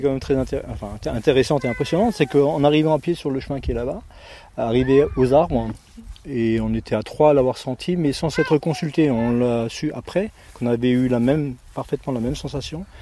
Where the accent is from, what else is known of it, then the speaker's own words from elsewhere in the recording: Haguenau, Grand Est, France; du, Barin, donc moi de Haguenau